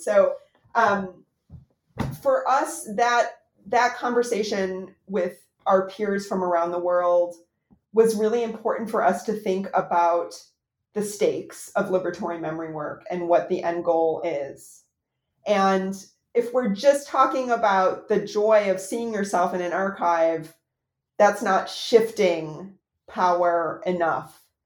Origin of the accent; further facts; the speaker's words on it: United States; as an American